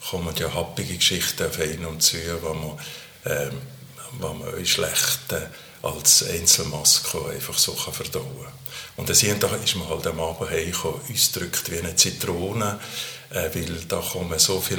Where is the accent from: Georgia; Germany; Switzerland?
Switzerland; Valais; Eigentlich hätten man ja als Walliser in eine katholische Universität, das kann eigentlich nicht wählen